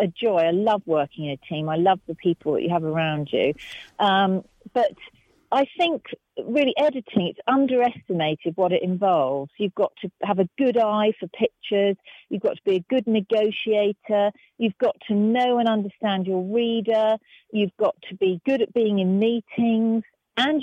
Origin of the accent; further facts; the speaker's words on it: Herefordshire, West Midlands, United Kingdom; I was from Herefordshire